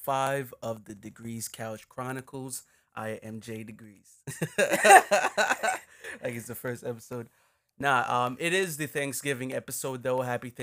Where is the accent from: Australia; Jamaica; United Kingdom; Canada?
Jamaica; now in United States; Obviously, we've spoken about being Jamaicans living in America.